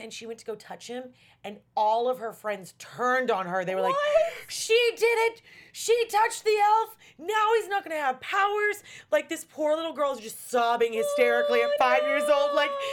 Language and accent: English; the South, United States; I'm from the South where they say Coke